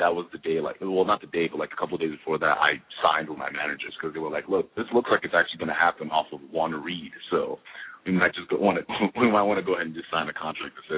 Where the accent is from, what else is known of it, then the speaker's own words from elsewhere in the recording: Nigeria; moved away as an adult; now in Los Angeles, United States; grew up in Nigeria, moved to America for academic reasons